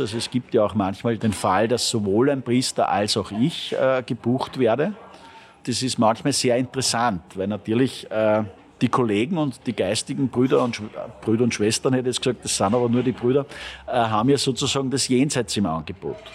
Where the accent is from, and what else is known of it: Linz, Upper Austria, Austria; born or raised there; now in Vienna, Austria